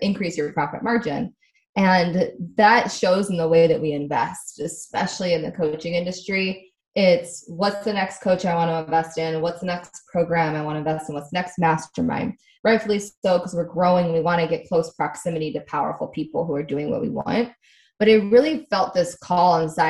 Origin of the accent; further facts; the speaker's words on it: Midwest, United States; also born or lived in Connecticut; now in Southern California, United States; I was born in Connecticut, grew up in the Midwest